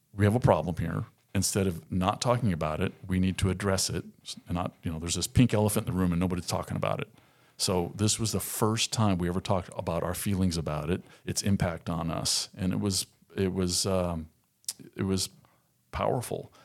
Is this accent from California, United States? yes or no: yes; Southern California, United States; moved away as an adult; now in Arkansas, United States; born and raised in Southern California, lived there for forty-two years